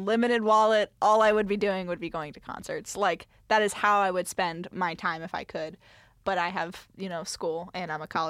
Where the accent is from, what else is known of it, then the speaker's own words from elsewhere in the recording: Cincinnati, Ohio, United States; I'm from the Cincinnati area